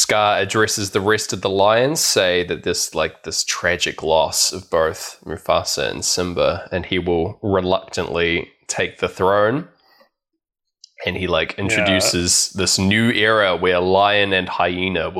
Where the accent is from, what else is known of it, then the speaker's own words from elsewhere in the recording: New Zealand; I went to Valentine's as a Kiwi kid